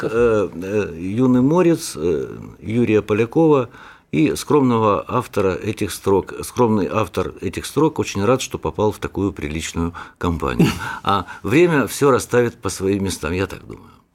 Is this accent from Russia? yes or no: no; Donbas, Ukraine; вот моя родина. Там убивают, вот у меня на родине убивают детей, стариков